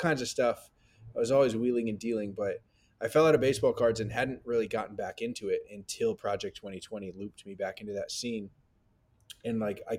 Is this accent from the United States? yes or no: yes; the Bay Area, California, United States; now in New York, United States; Growing up in the Bay, especially when I was older, like I would also go to Giants games